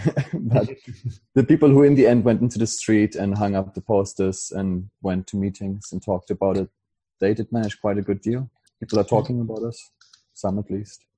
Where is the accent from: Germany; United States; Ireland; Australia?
Germany; now in London, United Kingdom; from Germany living in London